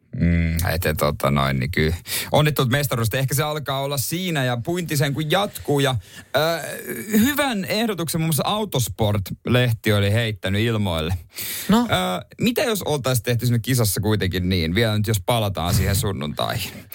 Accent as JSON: {"language": "Finnish", "region": "Ostrobothnia", "country": "Finland", "moved": "yes", "lives_now": "Helsinki capital region, Finland", "said": "meillä päin Pohjanmaalle"}